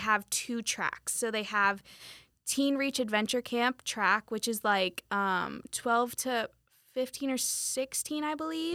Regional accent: Weston, Florida, United States; moved away as an adult; also born or lived in Polk County, Florida; now in Winter Haven, United States; am originally from Broward County. Um, I'm kind of in the, like, suburbs in between Fort Lauderdale, Miami.

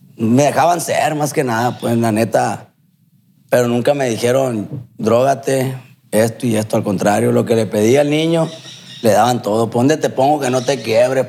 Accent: Culiacán, Sinaloa, Mexico; soy de aquí, de Culiacán

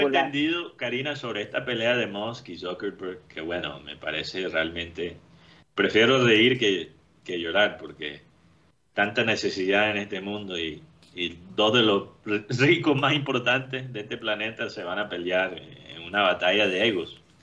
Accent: United States; lo digo como americano

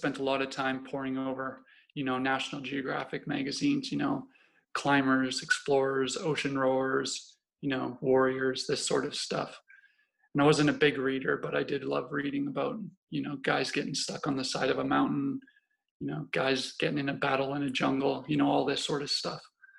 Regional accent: Canada; Yeah, so I grew up all over Canada, really. My father was in the Canadian Forces at the time, in the Air Force, so that got us to moving all over the place

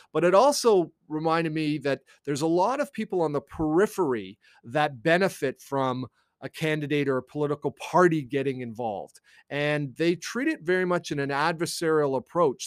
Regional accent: Canada; also born or lived in United States; I am a Canadian

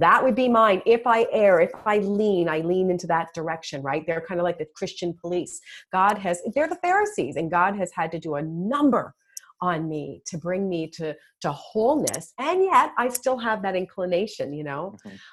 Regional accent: Toronto, Ontario, Canada; moved away as an adult; now in United States; I'm from Toronto originally. I've been in the US for 20 years

